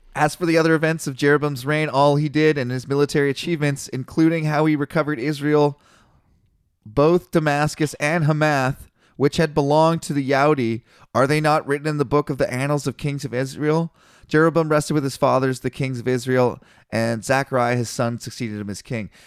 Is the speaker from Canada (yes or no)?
yes; Canada; I'm Canadian